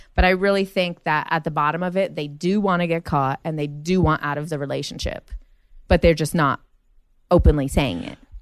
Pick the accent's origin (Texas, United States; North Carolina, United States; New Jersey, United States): New Jersey, United States; Jersey City; moved away as an adult; now in Los Angeles, United States; we grew up in Jersey City